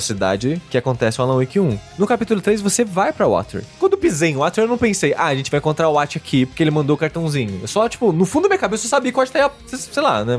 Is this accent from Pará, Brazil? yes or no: no; Queluz, São Paulo, Brazil; Tem uma cidade do lado de Queluz, que é minha cidade natal, que é colônia finlandesa